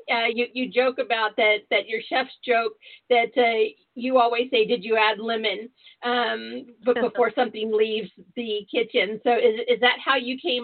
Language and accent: English; San Diego, California, United States; I grew up in Southern California, born and raised in San Diego